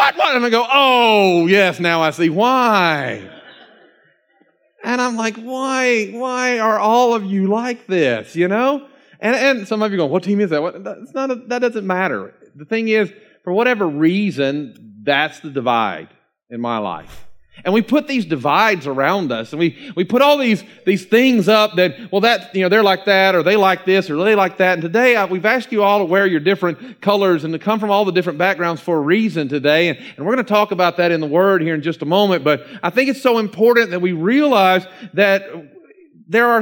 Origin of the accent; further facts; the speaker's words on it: Georgia, United States; also born or lived in South Carolina; even though Georgia is my home state, it's not the place of my birth, and so I'm a South Carolinian